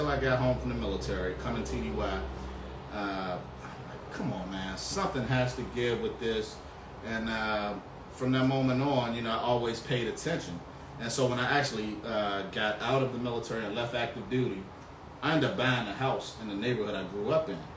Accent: Suitland, Maryland, United States; also born or lived in Forestville, Maryland; I grew up in Prince George's County, grew up in Suitland, then we moved to Forestville

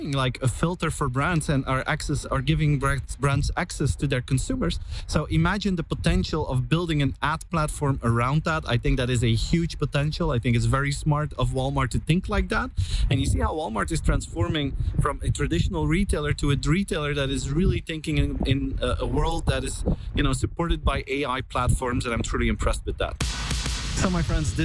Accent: Belgium; I'm from Belgium

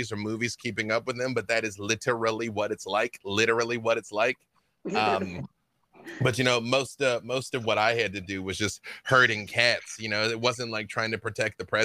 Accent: Little Rock, Arkansas, United States; moved away; growing up in Little Rock, I grew up with all the band members of ….

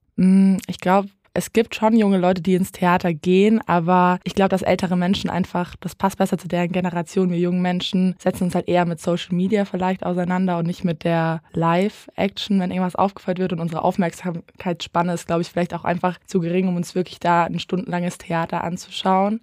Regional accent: Lower Franconia, Bavaria, Germany; bin einundzwanzig Jahre alt und komm gebürtig aus Unterfranken

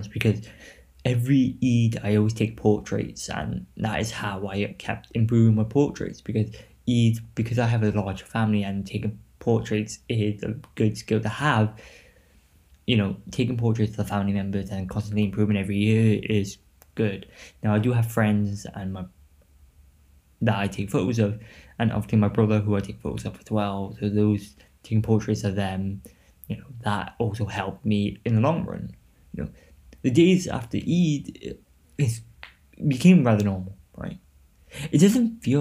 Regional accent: Newport, Wales, United Kingdom

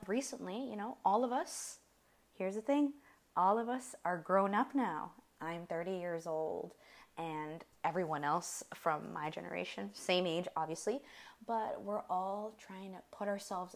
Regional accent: United States; We're American.

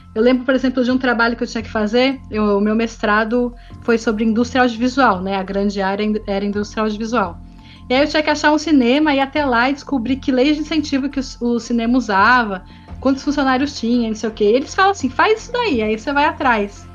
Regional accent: Brazil; moved away as an adult; now in Paris, France; eu já sou brasileira, isso nunca vai mudar, e eu tenho um sotaque forte

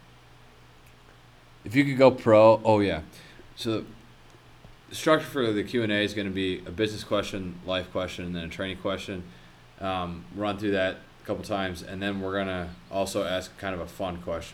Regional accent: Chicago, Illinois, United States; now in Minnesota, United States; I'm from Chicago

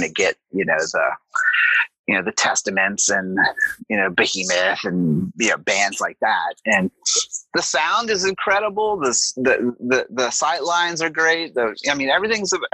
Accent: New Orleans, Louisiana, United States; moved away; also born or lived in Atlanta; I am from New Orleans originally too.

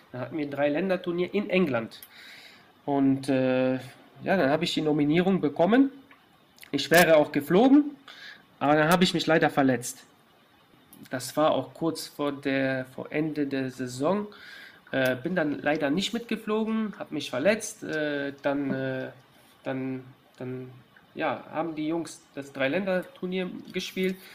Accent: Germany; ich bin ja in Deutschland geboren, ich bin die ganze Jugend beim FC gewesen

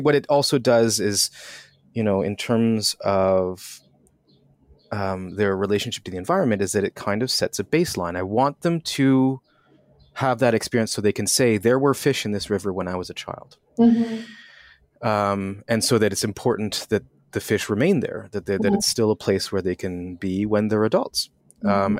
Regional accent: outside of Montreal, Quebec, Canada; I grew up in Quebec, outside of Montreal.

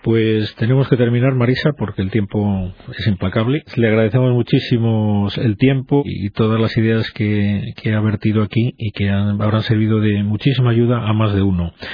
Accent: Spain; somos así los españoles

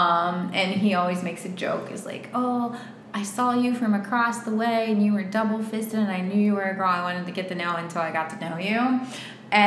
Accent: West Virginia, United States; moved away as an adult; now in Miami, United States; I'm from West Virginia. Back then, I could pull out my sweet accent and I'd be like, oh, my whole pitch was like, I'm this sweet girl from West Virginia, grew up on a farm.

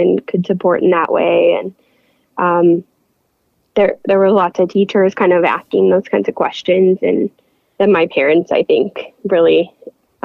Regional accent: Sheridan, Indiana, United States; moved away as an adult; now in Ohio, United States; I am from a small town in Indiana, Sheridan, Indiana. And I went to Sheridan High School.

